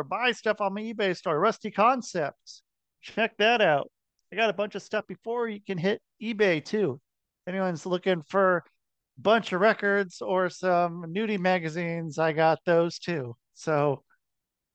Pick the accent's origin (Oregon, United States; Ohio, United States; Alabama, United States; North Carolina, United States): Oregon, United States; Portland; I'm from Portland